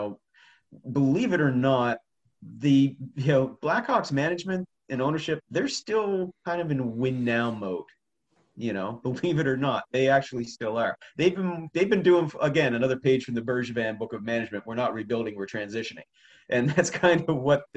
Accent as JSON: {"language": "English", "region": "Prince Edward Island", "country": "Canada", "tie": "born or raised there", "said": "the PEI Guardian, my hometown paper here"}